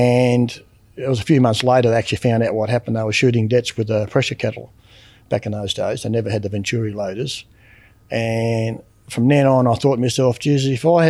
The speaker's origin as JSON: {"language": "English", "town": "Rosebery", "region": "Tasmania", "country": "Australia", "tie": "born or raised there", "also_born_or_lived": "Queenstown", "said": "And we went to Rosebery when I was about 13. So basically I grew up in Rosebery in a mining town."}